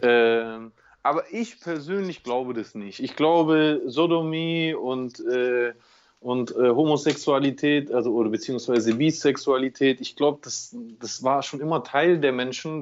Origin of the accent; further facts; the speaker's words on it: Germany; ich bin ja auch Deutscher